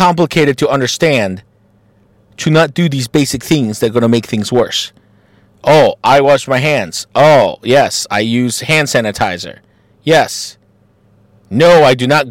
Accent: Mexico; now in Columbus, United States; as a Mexican and as an American

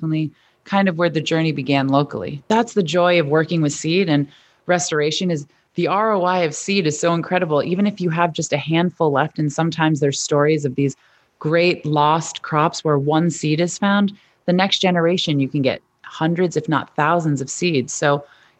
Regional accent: Greens Farms, Connecticut, United States; I'm from Greens Farms, Connecticut

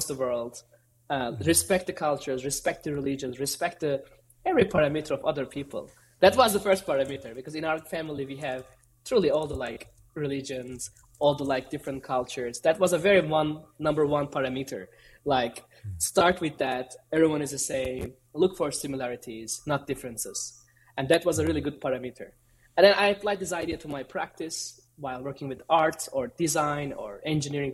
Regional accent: Istanbul, Turkey; I'm originally from Istanbul, Turkey

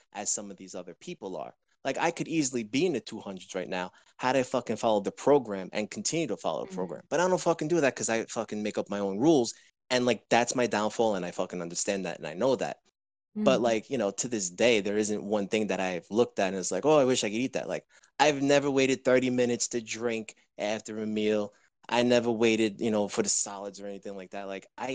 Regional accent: New York, United States; also born or lived in Orlando, Florida; I'm from New York

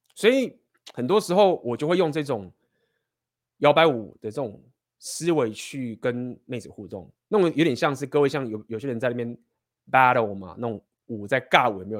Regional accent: Taiwan; first language Chinese; 我们身为台湾人的这种学生时代的生活

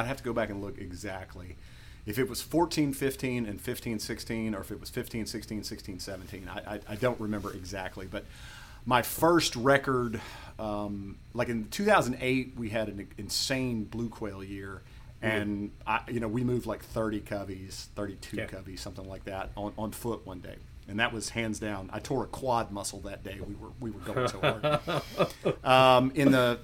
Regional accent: Mississippi, United States; I grew up in Mississippi and we quail hunted here

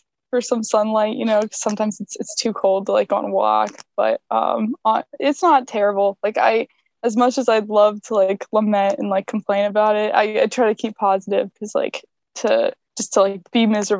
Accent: Erie, Pennsylvania, United States; moved away; I'm from Erie, Pennsylvania. I'm in fourth company. I'm an oceanography major.

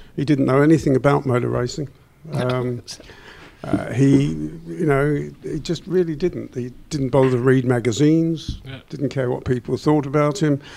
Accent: England, United Kingdom; we're from England

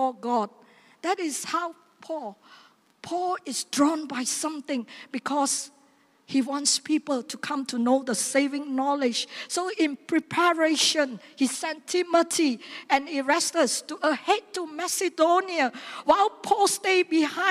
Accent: Seremban, Negeri Sembilan, Malaysia; my hometown

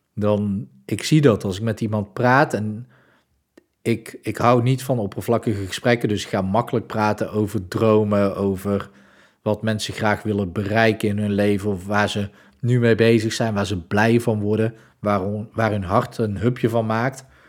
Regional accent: Breda, North Brabant, Netherlands; Ik kom uit Breda

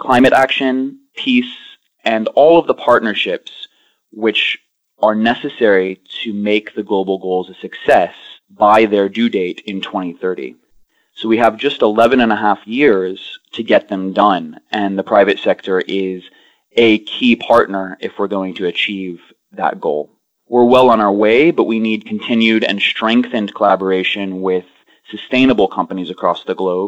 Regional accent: Austin, Texas, United States; moved away; also born or lived in Greece; I grew up in Austin, Texas, but also in Greece

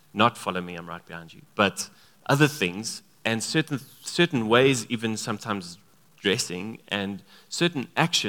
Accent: Free State, South Africa; Both him and I grew up in the Free State.

